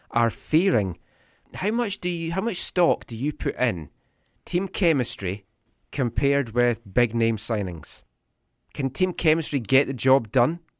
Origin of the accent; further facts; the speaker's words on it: Thunder Bay, Ontario, Canada; I'm from Ontario.